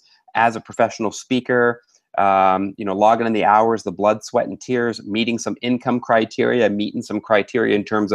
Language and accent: English; Vancouver, British Columbia, Canada; moved away as an adult; also born or lived in Ottawa, Ontario, Canada; now in Singapore; I was born in Ottawa, Ontario, Canada. My father was also born in Ontario, and my mother was born in Tunapuna, near Port of Spain, in Trinidad. So I'm half Trinidadian and half Canadian. Born and raised in Canada, moved to Vancouver when I was about 8 years old, and I've lived here for most of my life